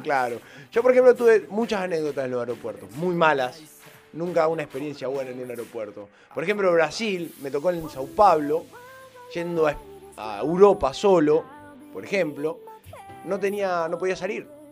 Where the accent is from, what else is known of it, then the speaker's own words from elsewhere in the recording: Argentina; argentino acostumbrado